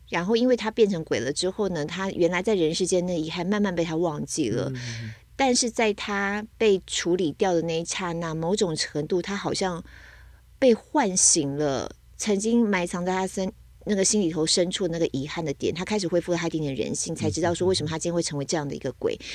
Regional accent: Taiwan; 身为台湾人能不喝吗

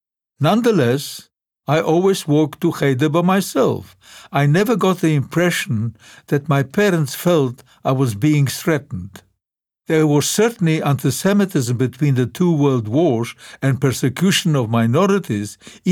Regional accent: Lodz, Łódź Voivodeship, Poland; English is a second language; The first time I went back to Poland, I did not go back to my hometown of Lodz right away.

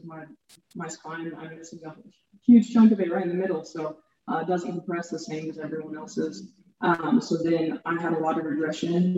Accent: Strafford, Missouri, United States; also born or lived in Kansas City area; I'm from Stratford, a really small town right outside of Springfield, Missouri.

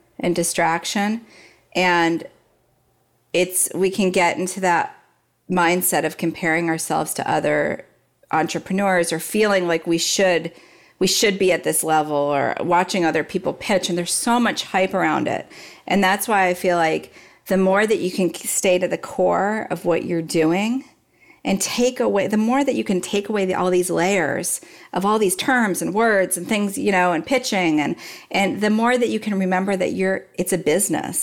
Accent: Dallas, Texas, United States; I grew up in Dallas

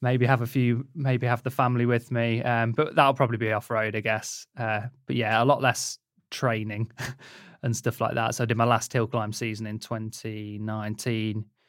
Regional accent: Leicester, East Midlands, United Kingdom; I grew up in Leicester

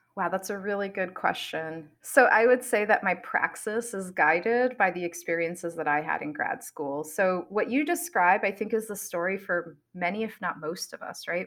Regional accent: New York City, New York, United States; I grew up in New York City and I really didn't have exposure to scientists

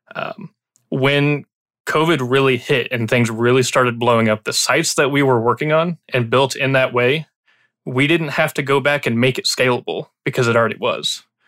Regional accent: Illinois, United States; now in Texas, United States; I grew up in Illinois

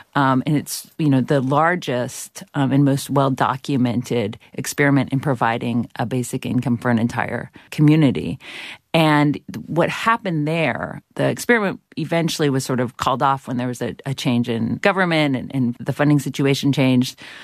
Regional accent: Georgia, United States; where I grew up in Ex-, Georgia

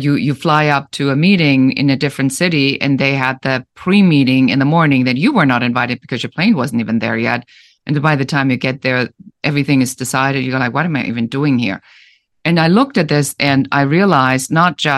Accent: Germany; English is a second language; moved away as an adult; now in United States; I'm originally from Germany, so I immigrated to the United States

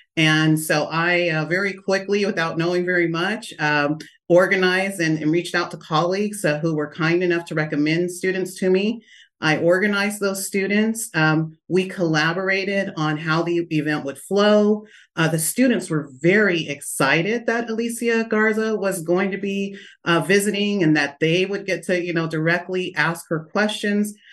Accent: Lodi, California, United States; also born or lived in Stockton, California; I was born in Stockton and, uh, raised in Lodi, California

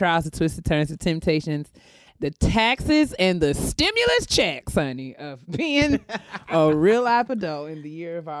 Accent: New York, United States; growing up in New York

